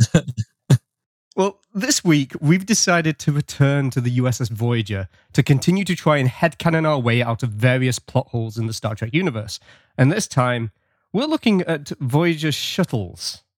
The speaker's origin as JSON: {"language": "English", "region": "England", "country": "United Kingdom", "moved": "yes", "lives_now": "Canada", "said": "I'm British, but I live in Canada."}